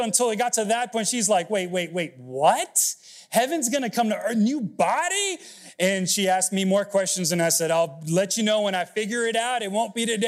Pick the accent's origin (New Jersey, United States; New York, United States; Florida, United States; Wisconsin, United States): Florida, United States; Miami; moved away; also born or lived in Texas State University; I grew up in Miami, and so my Cuban rolls like this.